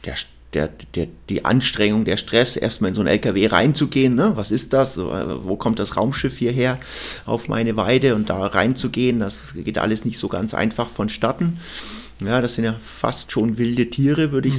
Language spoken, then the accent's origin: German; Bavaria, Germany; bei uns in Bayern